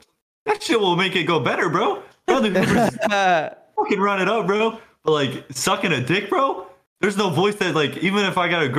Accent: Michigan, United States; now in Virginia, United States; I'm from Michigan.

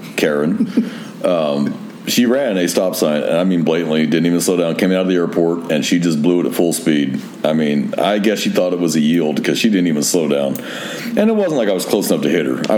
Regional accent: Northern California, United States; I grew up in Northern California where in old neighborhoods where the streets were actually so wide

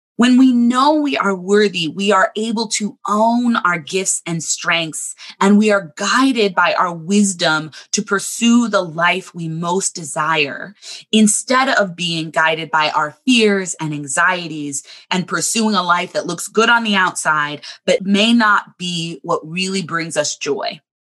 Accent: Southern California, United States; now in Chicago, United States; I grew up in Southern California

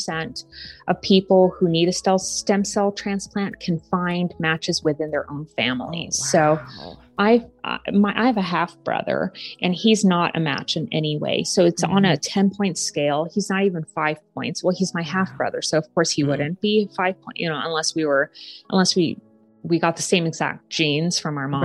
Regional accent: Japan; now in United States; I'm from Japan

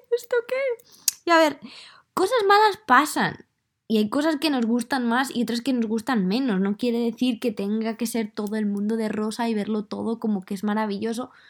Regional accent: Madrid, Community of Madrid, Spain; accent: Madrid; Entonces yo creo que mi acento ya no es de Madrid

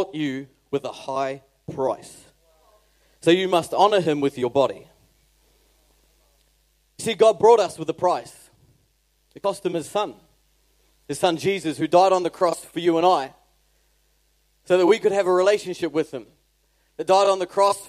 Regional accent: New Zealand; moved away; I'm a New Zealander

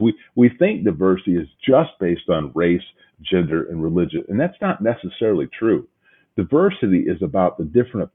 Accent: Midwest, United States; the old good old Midwest where I'm from

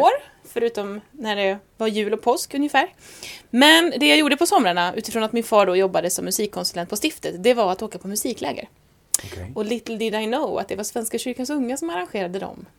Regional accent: Säffle, Värmland, Sweden; accent: Värmland dialect; also born or lived in Stockholm; now in Skara, Sweden; Född i Stockholm, uppvuxen värmlänning, bodde tio år i Säffle men är Skara-stiftare till själ och hjärta

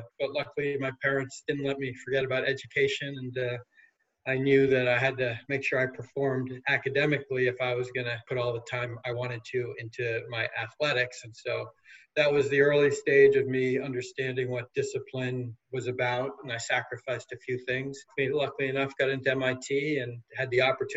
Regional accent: Newton, Massachusetts, United States; I grew up in Newton, Massachusetts, about 8 miles west of Boston

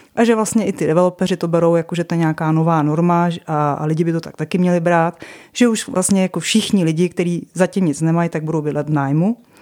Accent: České Budějovice, South Bohemian Region, Czechia; now in Prague, Czech Republic; já jsem původně z Budějovic

